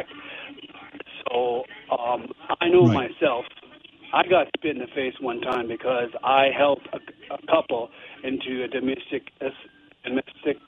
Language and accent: English; Canada; as Canadian